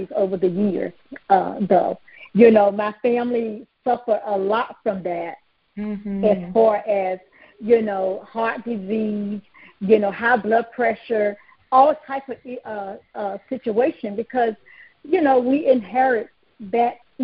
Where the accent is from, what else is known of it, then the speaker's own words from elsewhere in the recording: North Carolina, United States; I grew up in North Carolina on a hog farm